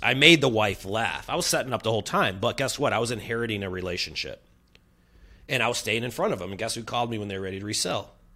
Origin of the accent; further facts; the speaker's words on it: Chicago, Illinois, United States; moved away as an adult; now in San Diego, United States; I'm coming in as a transplant. I'm from Chicago